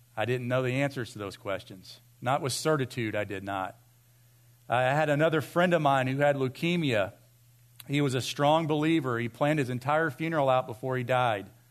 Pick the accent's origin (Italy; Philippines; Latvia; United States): United States; Vienna; I grew up in Vienna